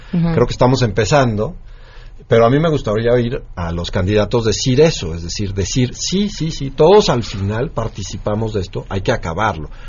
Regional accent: Mexico; nosotros como mexicanos

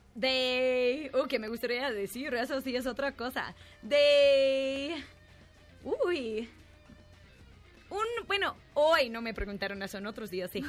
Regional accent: New York, United States; now in Mexico; soy de Nueva York, pero aquí vivo en México

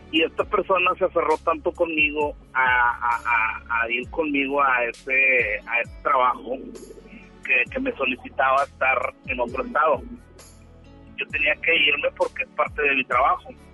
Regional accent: Monterrey, Nuevo León, Mexico; como todo regio

